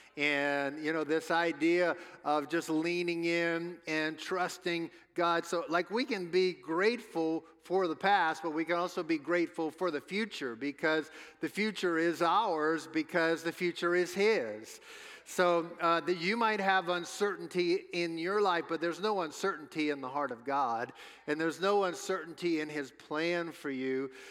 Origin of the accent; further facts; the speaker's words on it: New Orleans, Louisiana, United States; moved away; we're from New Orleans, home of the New Orleans Saints